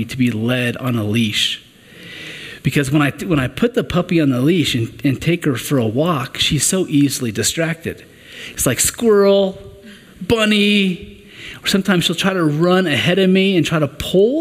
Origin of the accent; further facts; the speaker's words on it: Western Kansas, United States; now in Colorado Springs area, United States; I'm originally from Western Kansas